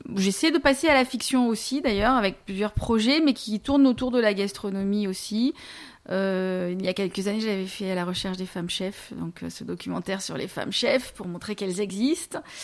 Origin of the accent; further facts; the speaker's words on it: Marseille, Provence-Alpes-Côte d'Azur, France; moved away as an adult; also born or lived in Lille; now in London, United Kingdom; je suis née à Marseille dans les années 70, donc j'ai grandi à Marseille dans les années 80-90 euh, jusqu'à mes 20 ans à peu près.